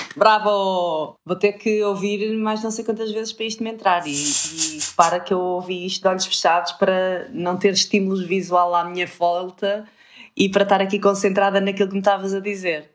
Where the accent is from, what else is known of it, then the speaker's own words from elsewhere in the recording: Porto, Norte, Portugal; accent: Porto; o meu sotaque a Porto fica cada vez mais, mais acentuado.